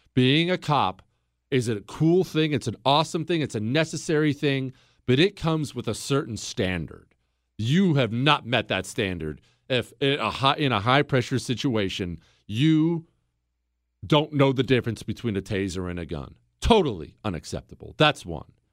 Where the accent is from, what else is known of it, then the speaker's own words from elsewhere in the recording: Montana, United States; I grew up in Montana